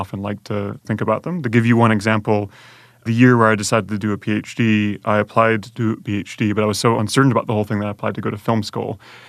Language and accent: English; Conway, South Carolina, United States; my parents picked me up and moved to the small town of Conway, South Carolina. So I grew up in Conway, but because my mother's side of the family is from the UK, we were going back and forth quite a lot